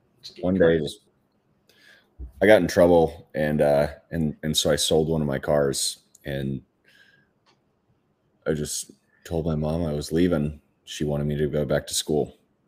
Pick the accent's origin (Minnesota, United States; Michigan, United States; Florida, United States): Minnesota, United States; now in Phoenix, United States; I'm from Minnesota originally.